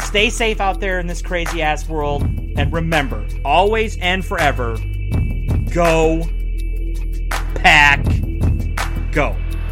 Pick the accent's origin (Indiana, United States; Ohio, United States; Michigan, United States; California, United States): Michigan, United States; Marquette; in my hometown of Marquette, Michigan.